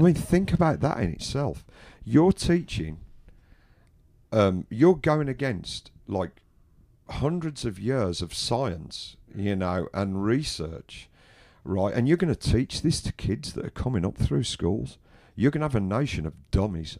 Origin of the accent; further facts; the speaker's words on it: England, United Kingdom; I'm English, I'm British